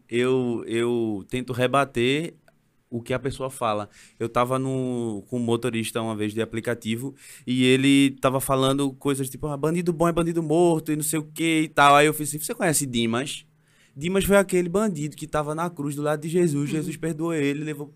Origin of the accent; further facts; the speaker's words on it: Recife, Pernambuco, Brazil; eu sou da, da periferia, eu sou do Ibura